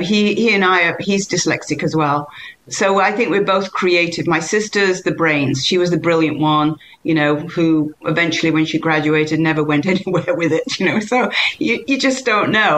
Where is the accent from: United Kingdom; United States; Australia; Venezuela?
United Kingdom; England; moved away; I'm English